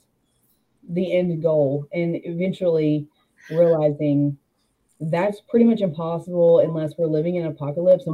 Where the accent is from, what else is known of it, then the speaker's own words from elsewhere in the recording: Arkansas, United States; moved away as an adult; also born or lived in Arizona / Texas; I'm from Arkansas, all of my family lives here. I always knew that I was going to move back here